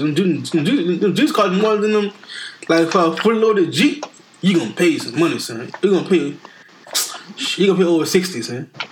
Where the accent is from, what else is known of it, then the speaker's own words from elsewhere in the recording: New Orleans, Louisiana, United States; I'm from New Orleans